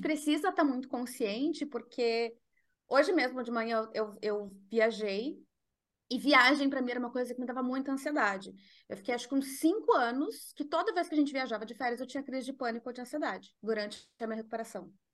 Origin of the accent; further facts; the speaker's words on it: Porto Alegre, Rio Grande do Sul, Brazil; moved away as an adult; now in Netherlands; Eu sou de Porto Alegre e hoje eu moro na Holanda, faz seis anos que eu moro na Holanda.